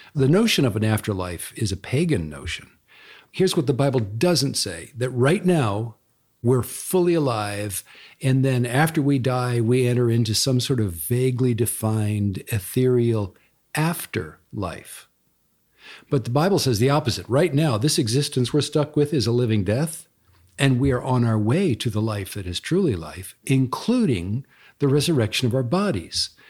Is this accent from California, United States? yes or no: yes; Pasadena, California, United States; moved away; I grew up in Pasadena, for example, Pasadena, California, and I love Pasadena. It's always my hometown